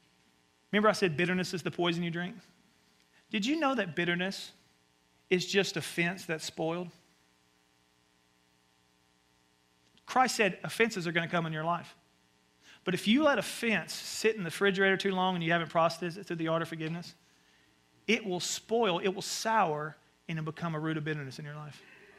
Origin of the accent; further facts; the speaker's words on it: the South, United States; And so I grew up in the South, and my mom would send me out to the woods, which is basically like a forest area.